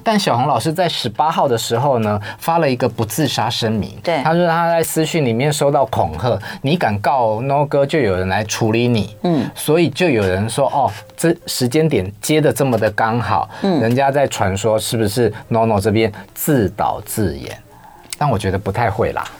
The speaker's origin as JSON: {"language": "Chinese", "country": "Taiwan", "said": "我们台湾人的语法"}